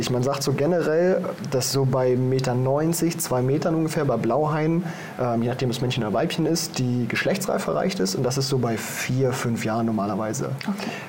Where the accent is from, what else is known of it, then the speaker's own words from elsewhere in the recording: Germany; Wie du schon sagst, ich komme aus Deutschland.